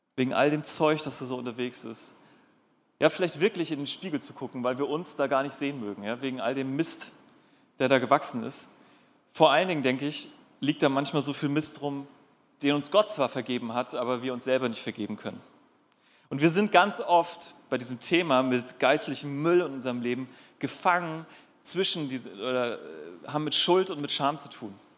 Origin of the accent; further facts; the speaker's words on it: North Sea coast, Germany; now in Darmstadt, Germany; Und ich bin an der Nordsee groß geworden